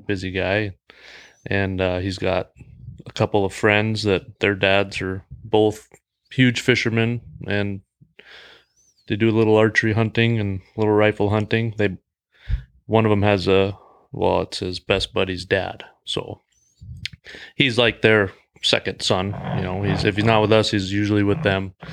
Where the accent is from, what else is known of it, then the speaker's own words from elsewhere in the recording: Great Falls, Montana, United States; I'm from Great Falls as well.